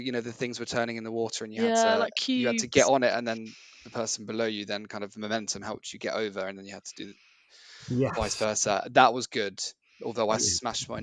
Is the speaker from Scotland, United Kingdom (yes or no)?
no; Cambridge, East of England, United Kingdom; being from Cambridge, I felt like I had to do my hometown half